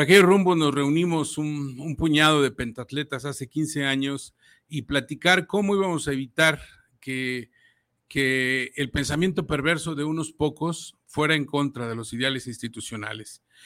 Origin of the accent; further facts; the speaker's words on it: Jalisco, Mexico; la zona Jalisco es mi, es mi cuna, es donde yo nací